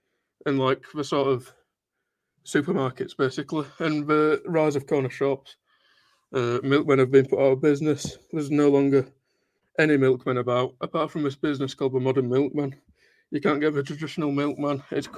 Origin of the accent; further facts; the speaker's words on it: Lincolnshire, East Midlands, United Kingdom; I'm from Lincolnshire in the UK.